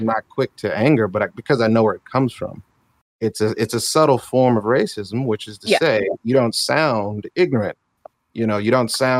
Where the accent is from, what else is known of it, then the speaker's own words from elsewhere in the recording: San Diego, California, United States; now in Atlanta, United States; I've lived in Atlanta since 97. I was raised in San Diego, though